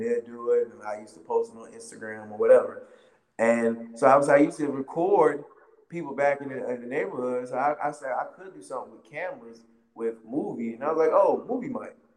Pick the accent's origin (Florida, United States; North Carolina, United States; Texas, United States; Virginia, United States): North Carolina, United States; Wilmington; I'm from Wilmington, North Carolina